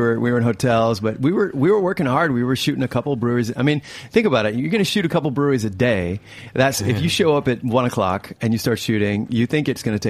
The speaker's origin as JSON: {"language": "English", "region": "Upper Peninsula of Michigan", "country": "United States", "tie": "born or raised there", "moved": "yes", "said": "Yeah, I grew up in the Upper Peninsula of Michigan."}